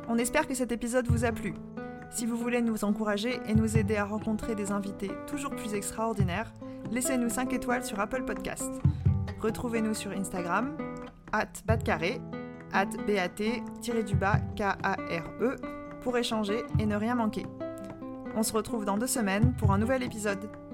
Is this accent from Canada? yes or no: no; Réunion; quand on vient de la Réunion